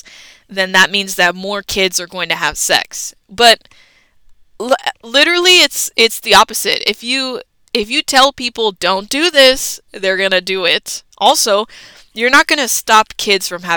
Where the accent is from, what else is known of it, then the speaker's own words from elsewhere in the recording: United States; we grew up in America